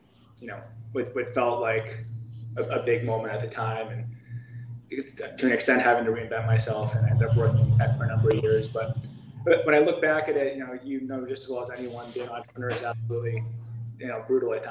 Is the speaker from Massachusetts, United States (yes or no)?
yes; Cape Cod, Massachusetts, United States; also born or lived in Austin, Texas; now in Boston, United States; I'm from Cape Cod, Massachusetts.